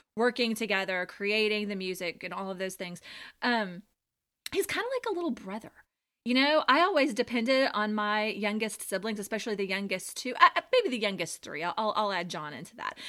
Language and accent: English; Louisiana, United States; We're from Louisiana.